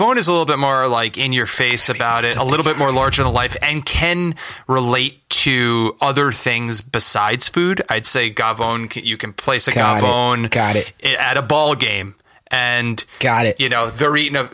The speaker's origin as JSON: {"language": "English", "town": "River Edge", "region": "New Jersey", "country": "United States", "tie": "born or raised there", "said": "Grew up with this place, baby. Fucking Green Papaya, River Edge, New Jersey"}